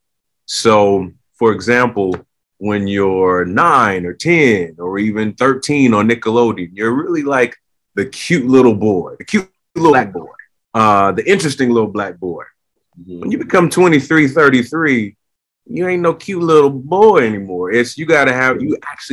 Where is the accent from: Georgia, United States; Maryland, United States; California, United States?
California, United States; Los Angeles; growing up in Southern California, Hollywood was always in my backyard.